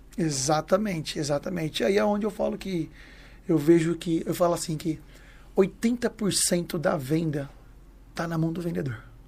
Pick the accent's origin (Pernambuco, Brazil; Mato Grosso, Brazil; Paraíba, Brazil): Mato Grosso, Brazil; now in São Paulo, Brazil; Eu morava na, no Mato Grosso, nascido e criado no Mato Grosso, lá morava, era, morava na fazenda com meus pais